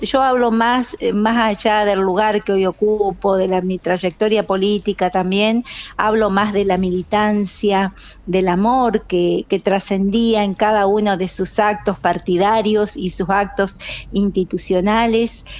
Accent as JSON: {"language": "Spanish", "town": "San José de Feliciano", "region": "Entre Ríos", "country": "Argentina", "said": "comunidad de mi pueblo de San José Feliciano"}